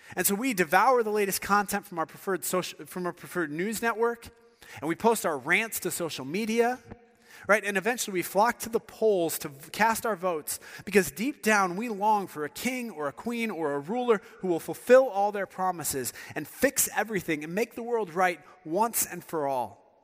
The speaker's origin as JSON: {"language": "English", "region": "Northeast Ohio", "country": "United States", "tie": "born or raised there", "moved": "yes", "said": "I grew up in Northeast Ohio"}